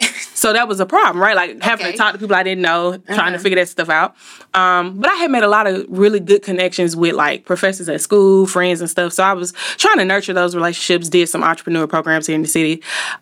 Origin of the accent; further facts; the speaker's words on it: Montgomery, Alabama, United States; now in Birmingham, United States; So I currently live in Birmingham, but I am from Montgomery, the Gump, 334.